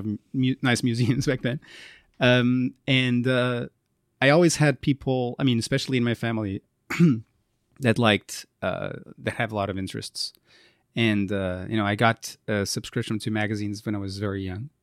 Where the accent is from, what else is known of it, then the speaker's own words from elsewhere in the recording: Porto, Norte, Portugal; also born or lived in Strasbourg, France; now in Lisbon, Portugal; I'm from Porto, I was born there